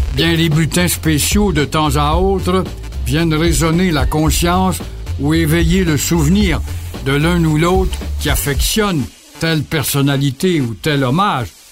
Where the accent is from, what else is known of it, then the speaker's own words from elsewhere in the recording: Quebec, Canada; au pays ici, chez nous, au Québec